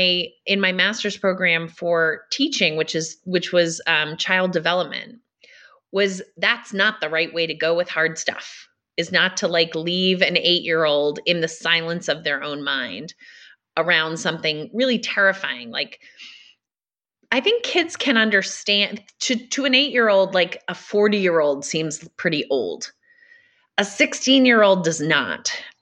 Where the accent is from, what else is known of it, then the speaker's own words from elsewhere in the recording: Massachusetts, United States; So I grew up in Massachusetts on a farm with five brothers and sisters.